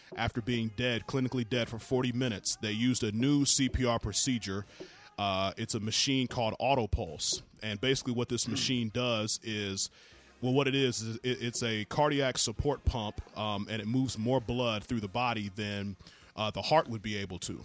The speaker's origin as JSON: {"language": "English", "region": "the South", "country": "United States", "said": "I'm from the South where women have real body parts"}